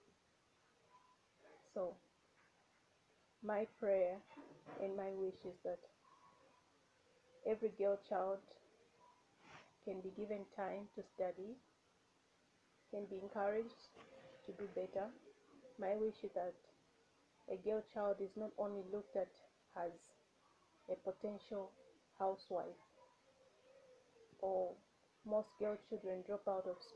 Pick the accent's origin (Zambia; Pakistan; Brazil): Zambia; I'm from Zambia.